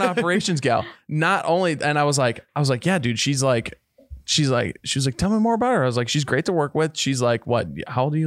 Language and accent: English; Minneapolis, Minnesota, United States; moved away as an adult; also born or lived in Sioux Falls, South Dakota; I, I grew up in Minneapolis.